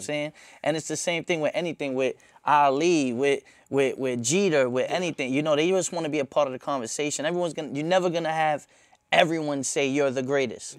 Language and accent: English; New York City, New York, United States; I'm from Myrtle, like I'm from right there.